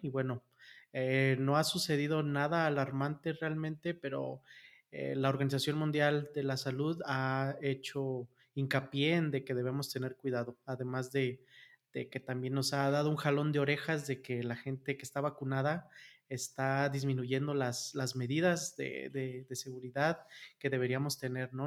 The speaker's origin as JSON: {"language": "Spanish", "country": "Mexico", "said": "en México somos 150 millones de habitantes"}